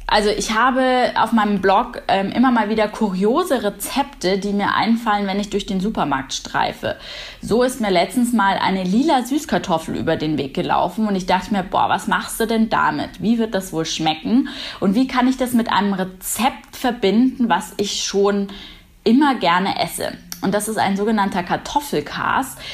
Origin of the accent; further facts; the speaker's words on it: Munich, Bavaria, Germany; Weiß-Blau steht für meine Heimat. Heimat ist Bayern und äh, München im Besonderen. Hier lebe ich